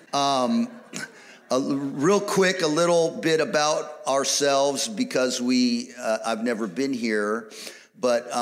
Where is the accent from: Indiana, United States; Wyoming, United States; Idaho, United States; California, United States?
California, United States; we are from California